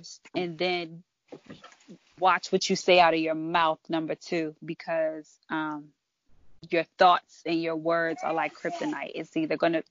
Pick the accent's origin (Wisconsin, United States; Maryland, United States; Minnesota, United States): Maryland, United States; I'm from Maryland